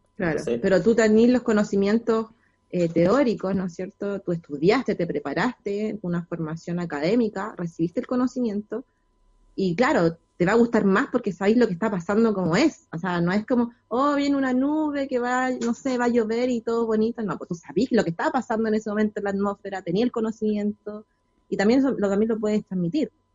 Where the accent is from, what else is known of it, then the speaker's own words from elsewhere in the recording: Los Andes, Valparaíso, Chile; yo soy de los Andes